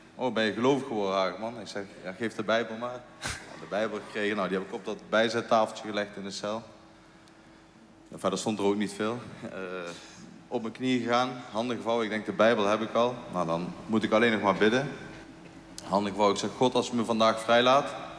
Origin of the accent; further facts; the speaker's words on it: Eindhoven, North Brabant, Netherlands; Als Eindhovenaar